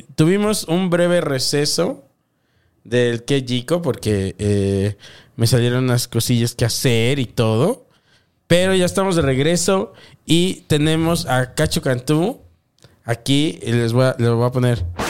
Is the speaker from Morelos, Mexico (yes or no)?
yes; Morelos, Mexico; yo soy del estado de Morelos